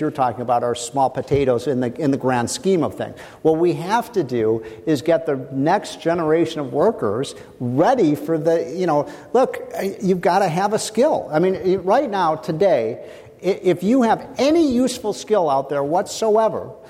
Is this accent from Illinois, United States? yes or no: yes; Chicago, Illinois, United States; I grew up in Chicago